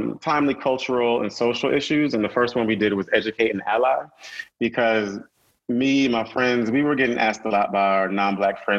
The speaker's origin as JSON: {"language": "English", "region": "Connecticut", "country": "United States", "also_born_or_lived": "North Carolina", "moved": "as an adult", "said": "I'm from Connecticut, so coming from the Northeast and going to North Carolina A&T"}